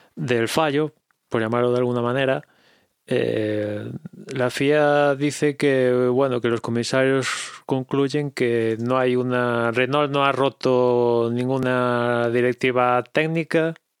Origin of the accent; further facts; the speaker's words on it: Galicia, Spain; accent: Galician; mi inglés es de Galicia. Pido perdón por mi acento